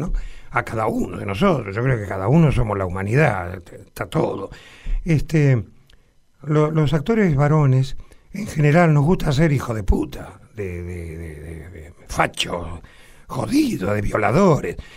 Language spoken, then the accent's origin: Spanish; Argentina